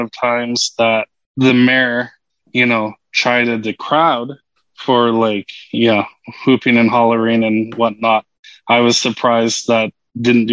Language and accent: English; Vancouver Island, British Columbia, Canada; moved away as an adult; also born or lived in Edmonton; now in Regina, Canada; I had actually hail from Vancouver Island